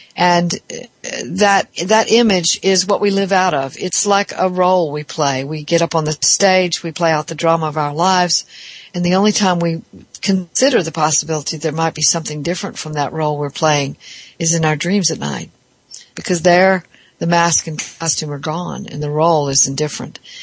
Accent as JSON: {"language": "English", "region": "the South", "country": "United States", "said": "I'm from the South"}